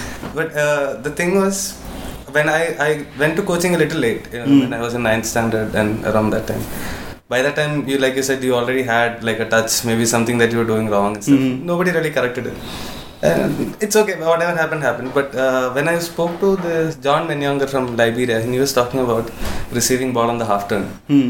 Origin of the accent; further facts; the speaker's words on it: Kerala, India; I'm from Kerala.